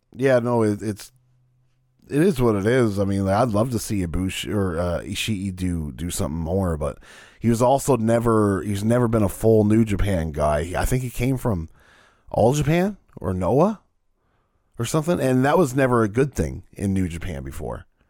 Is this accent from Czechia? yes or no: no; Canada; I'm Canadian